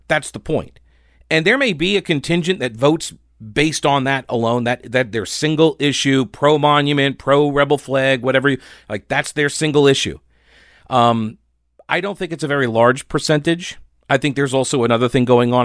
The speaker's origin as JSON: {"language": "English", "region": "New York", "country": "United States", "tie": "born or raised there", "moved": "yes", "lives_now": "North Carolina, United States", "said": "I was born and raised in New York. And it doesn't matter that I've lived most of my life here"}